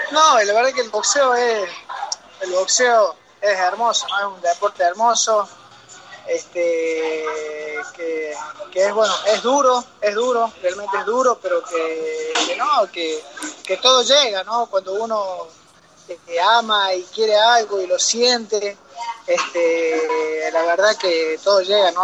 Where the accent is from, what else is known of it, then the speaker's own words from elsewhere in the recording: Córdoba, Argentina; moved away; me crié en Córdoba, Córdoba, viví en Córdoba muchos años, del año 87 al, al 2000, hice mi primaria, mi secundaria